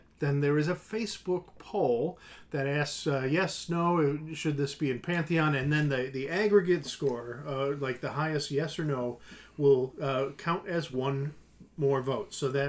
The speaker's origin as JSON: {"language": "English", "town": "Chicago", "region": "Illinois", "country": "United States", "said": "We're from Chicago."}